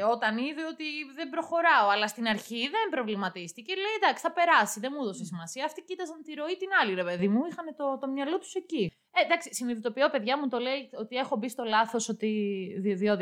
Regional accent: Valtochori, Central Macedonia, Greece; το χωριό μου είναι ε, βαλτοχώρι

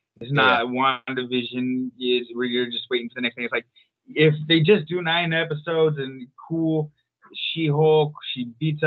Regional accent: Walla Walla, Washington, United States; born or raised there; moved away

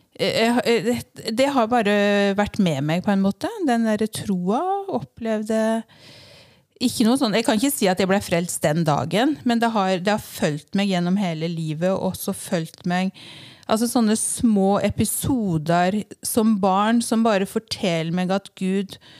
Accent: Vinje, Vestfold og Telemark, Norway; now in Fornebu, Norway; jeg er født og oppvokst i Vinje

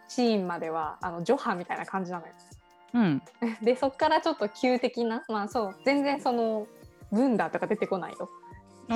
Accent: Yamaguchi, Japan; うちらの地元のね、山口県が登場するんですけど

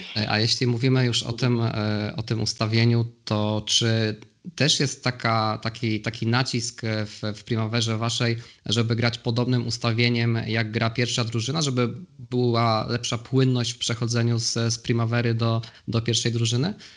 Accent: Poznań, Greater Poland, Poland; obaj jesteśmy z, Poznania

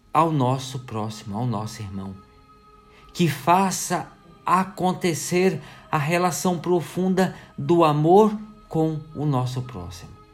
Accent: Brazil

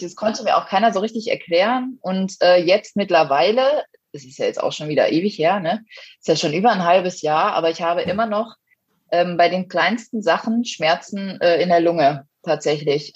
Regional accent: Lemgo, North Rhine-Westphalia, Germany; now in Munich, Germany; ich bin ja ursprünglich eigentlich aus NRW, aus Lemgo

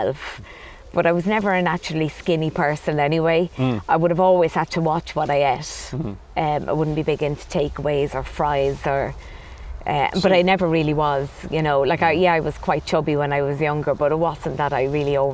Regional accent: Dublin, Leinster, Ireland; moved away as an adult; now in Clonmel, Ireland; Originally from Dublin

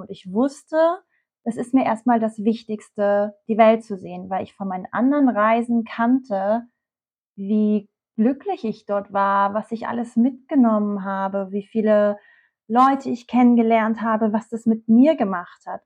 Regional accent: Usedom, Mecklenburg-Vorpommern, Germany; moved away; Ich bin eigentlich auf Usedom groß geworden.

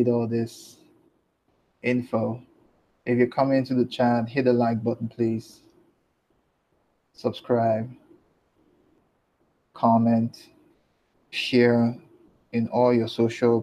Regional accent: Nigeria; I'm Nigerian

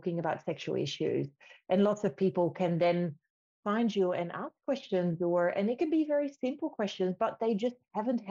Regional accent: Netherlands; now in Australia; I'm coming from the Netherlands

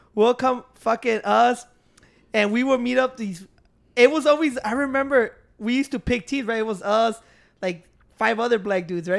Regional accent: Bolingbrook, Illinois, United States; That's my hometown.

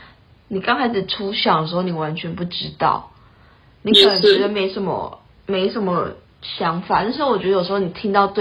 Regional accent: Taitung, Taitung County, Taiwan; 然后我是台东人，

